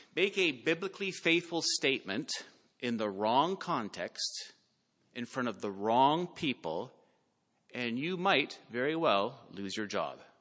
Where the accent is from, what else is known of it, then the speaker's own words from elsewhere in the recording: Canada; we live in this world as Canadian Christians